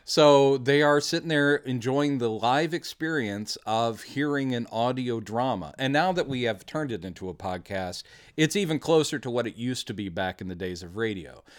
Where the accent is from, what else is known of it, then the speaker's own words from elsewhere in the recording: Texas, United States; We are from Texas.